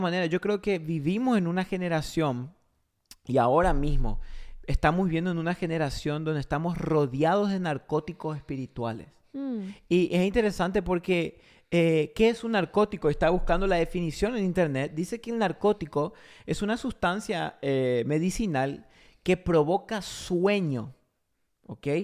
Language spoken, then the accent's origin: Spanish; Paraguay; also born or lived in Argentina; yo soy argentino, criado en Paraguay